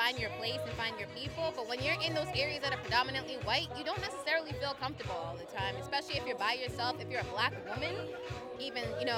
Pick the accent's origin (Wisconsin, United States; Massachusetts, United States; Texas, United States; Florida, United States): Massachusetts, United States; South Shore; also born or lived in Brockton, Massachusetts; now in Boston, United States; I was born in Brockton and raised in South Shore and went to college in Boston.